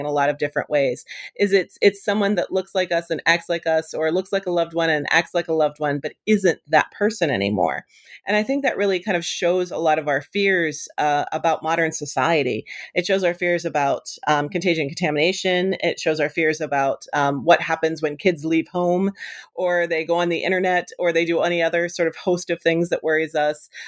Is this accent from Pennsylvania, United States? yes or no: yes; Western Pennsylvania, United States; moved away; I grew up in Western Pennsylvania